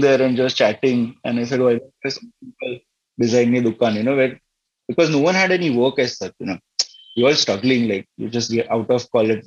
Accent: Navsari, Gujarat, India; we ended up back in uh, Navsari, my hometown

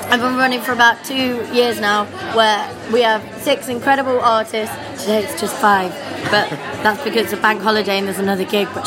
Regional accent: North West England, United Kingdom; now in London, United Kingdom; Uh, I'm from Cheshire.

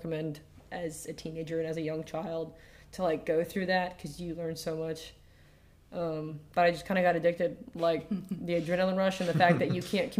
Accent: Virginia, United States; We're from Virginia originally, okay.

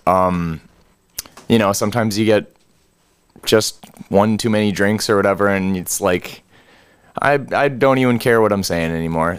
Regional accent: Gresham, Oregon, United States; going back up north to Gresham, to my hometown

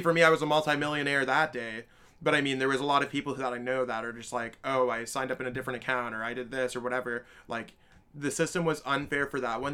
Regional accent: Canada; I'm from Canada

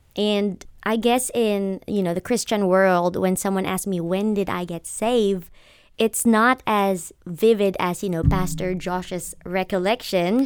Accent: Philippines; moved away as an adult; now in Cook County, Georgia, United States; I am originally from the Philippines. I was born and raised there, and I moved to America in two thousand fifteen

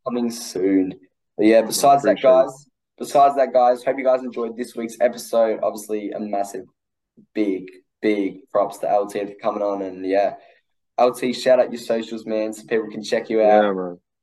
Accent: Australia; I'm Australian.

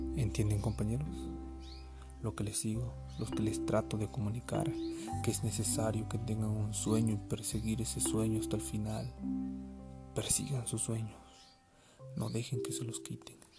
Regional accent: Mexico; Hablando como nación, todos somos mexicanos, todos somos México

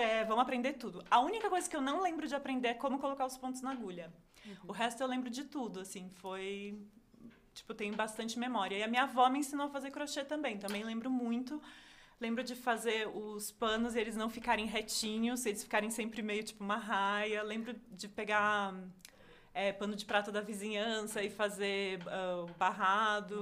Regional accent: Caxias do Sul, Rio Grande do Sul, Brazil; moved away; eu sou de Caxias do Sul, minha família tá lá

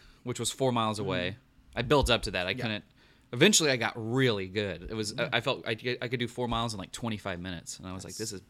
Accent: Enid, Oklahoma, United States; I'm from Enid

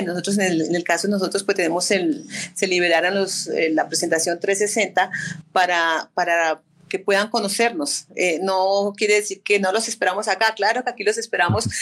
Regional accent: Zipaquirá, Cundinamarca, Colombia; en mi caso, donde nací, donde me desempeño y pues donde sigo pues con todo el compromiso y el cariño por la ciudad de Zipaquirá

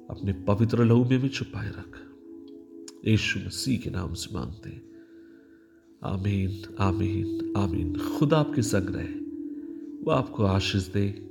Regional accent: Maharashtra, India; मैं महाराष्ट्र से आता हूँ

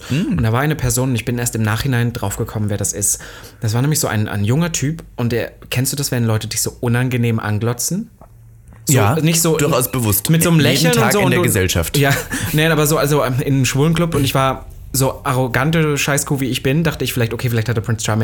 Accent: Germany; aber als Deutscher, das nicht, äh, nicht, dass ich jetzt sage

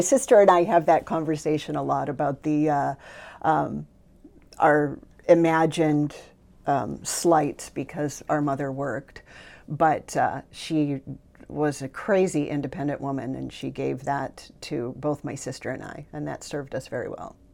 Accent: Sylvania, Ohio, United States; moved away as an adult; now in Maui, United States; I grew up, um, in a small suburb outside of Toledo, Ohio, Sylvania, Ohio

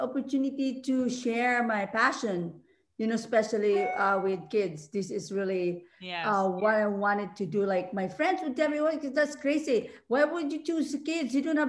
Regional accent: Philippines; moved away as an adult; now in Hawaii, United States; I'm originally from the Philippines, as you mentioned, and I came to Hawaii in 2005.

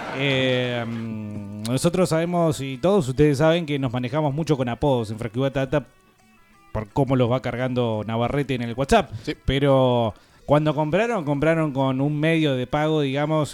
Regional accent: Argentina; somos los argentinos

